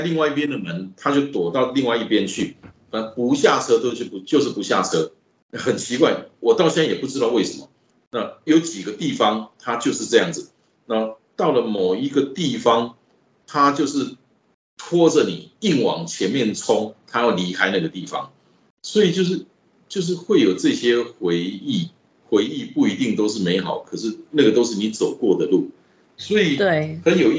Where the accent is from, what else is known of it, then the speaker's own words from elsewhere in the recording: Taichung, Taiwan; 这是我的家乡，这是我家乡的人在这里感受到的是，真的是幸福。那个感觉很复杂。那我每一次走在那条路上，我都会有这个感觉，那个草悟道美术馆那边。就是以前在外地工作，两三个月回来一次